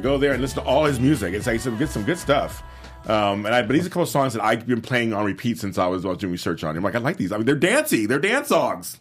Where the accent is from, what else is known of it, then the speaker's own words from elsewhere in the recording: Los Angeles, California, United States; I grew up in South Central